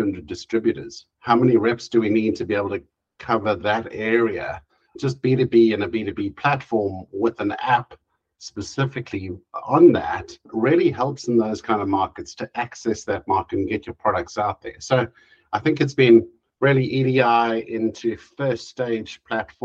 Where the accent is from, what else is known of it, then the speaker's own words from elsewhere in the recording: South Africa; moved away as an adult; now in Europe; I moved to Europe. I spent most of my life, a good 40 odd years growing up in South Africa